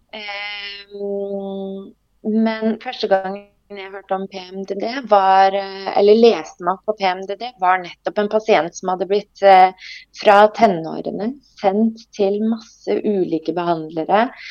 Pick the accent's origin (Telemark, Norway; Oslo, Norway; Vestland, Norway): Telemark, Norway; Skien; jeg kommer opprinnelig fra Skien. Eh, født og oppvokst der.